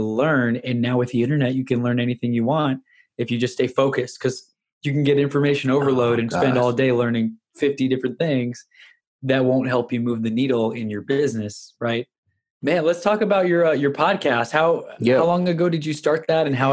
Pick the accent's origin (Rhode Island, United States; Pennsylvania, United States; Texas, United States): Texas, United States; Houston; born or raised there; also born or lived in New York